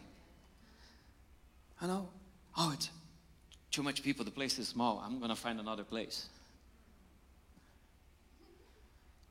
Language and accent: English; Brazil; now in United States; I came from Brazil.